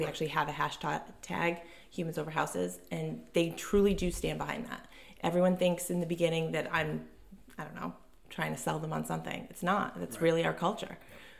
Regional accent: North Providence, Rhode Island, United States; now in Scituate, United States; North Providence, Rhode Island. I currently live in Scituate with my husband and my three children.

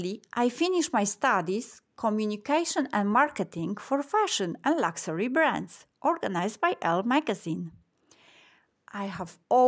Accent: Warsaw, Masovian Voivodeship, Poland; I'm from Warsaw in Poland.

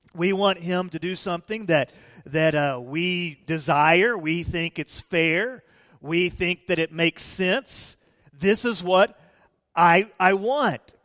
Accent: Peoria, Illinois, United States; moved away; I was born in Peoria, Illinois, in the Methodist Hospital

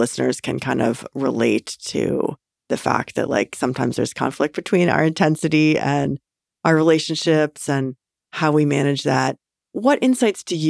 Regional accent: Western Illinois, United States; moved away; I'm a Midwesterner too, and grew up in Western Illinois

